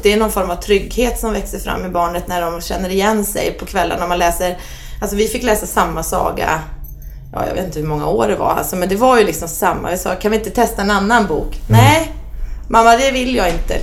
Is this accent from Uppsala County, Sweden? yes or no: yes; Bålsta, Uppsala County, Sweden; also born or lived in Solna; mamma och pappa eh, flyttade ut oss till Bålsta. Så där har jag vuxit upp